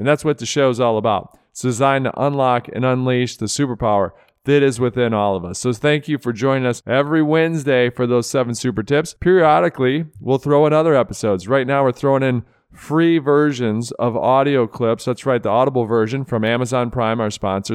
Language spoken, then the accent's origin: English; Rochester Hills, Michigan, United States; Rochester Hills, Michigan, you are correct. That is my hometown